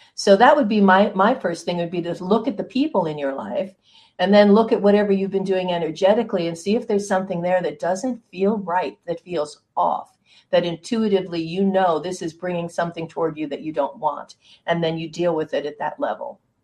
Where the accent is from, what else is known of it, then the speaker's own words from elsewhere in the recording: Hudson Valley, New York, United States; I grew up in the Hudson Valley